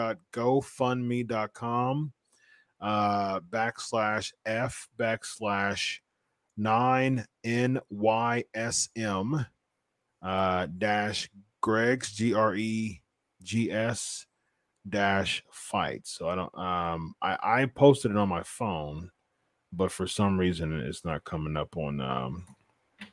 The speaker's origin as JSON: {"language": "English", "town": "Columbus", "region": "Ohio", "country": "United States", "said": "I'm from Columbus, Ohio"}